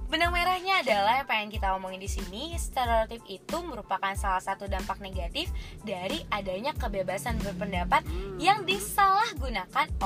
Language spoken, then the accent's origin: Indonesian; North Sumatra, Indonesia; Oh nih gue juga cantik kali Tapi gue orang Batak